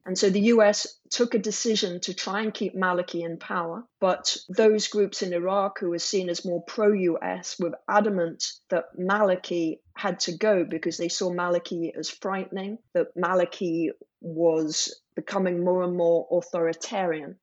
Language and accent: English; England, United Kingdom; from England